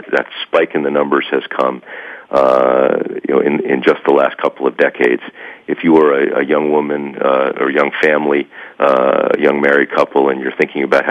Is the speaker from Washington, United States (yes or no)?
no; New Jersey, United States; I grew up in New Jersey. I'm a white Caucasian male born in New Jersey